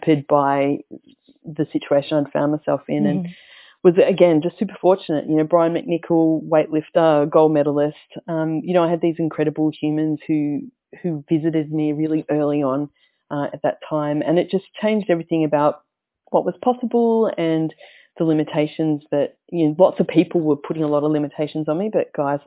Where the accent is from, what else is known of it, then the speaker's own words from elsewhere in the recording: Melbourne, Victoria, Australia; I grew up here in Victoria in Melbourne, out in the southeast suburbs